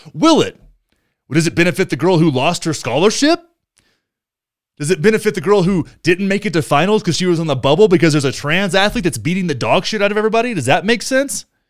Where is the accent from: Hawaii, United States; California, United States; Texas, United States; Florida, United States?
Texas, United States; rural; my hometown, which is in the middle of rural Texas